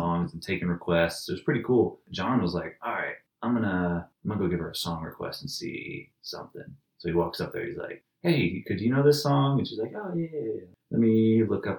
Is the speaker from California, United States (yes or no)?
no; Atlanta, Georgia, United States; We're from Atlanta.